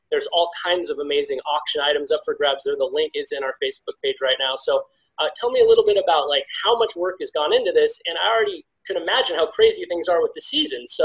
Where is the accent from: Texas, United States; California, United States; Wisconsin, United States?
California, United States; Bay Area; I grew up in the Bay Area like you did